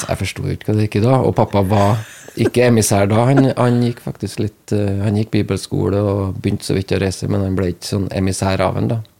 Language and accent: Norwegian; Namsos, Trøndelag, Norway; now in Vea, Norway; Jeg er født i Trøndelag. Mm. Det i Namsos, faktisk